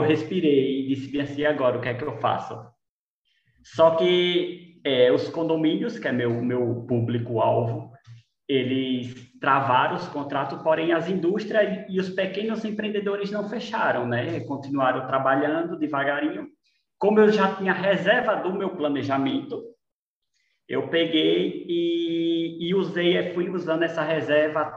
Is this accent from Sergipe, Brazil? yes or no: yes; Lagarto, Sergipe, Brazil; moved away as an adult; now in Aracaju, Brazil; Eu sou do, do, de Lagarto, do interior de Lagarto, eu sou filho de agricultores